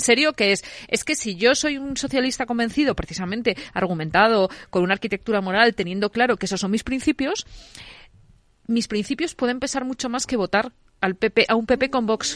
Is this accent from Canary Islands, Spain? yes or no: no; León, Castile and León, Spain; now in Madrid, Spain; yo, que soy leonesa